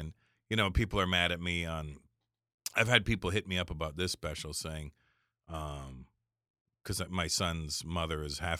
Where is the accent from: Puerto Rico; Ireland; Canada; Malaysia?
Canada; Well, for me, because I'm also Canadian, so it doesn't really matter. I talk about it in my act right now because I said, look, I'm Canadian. I can't even vote in your country anyway.